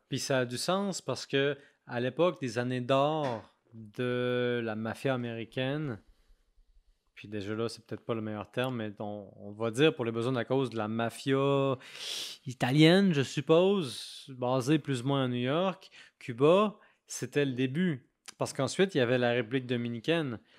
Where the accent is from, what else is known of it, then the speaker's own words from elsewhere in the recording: Quebec City, Quebec, Canada; je viens de Québec